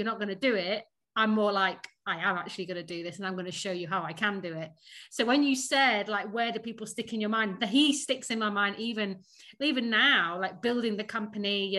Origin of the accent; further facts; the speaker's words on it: Sheffield, Yorkshire and the Humber, United Kingdom; accent: northern; moved away as an adult; also born or lived in Surrey; now in London, United Kingdom; I am a Sheffield bird. I grew up in Sheffield.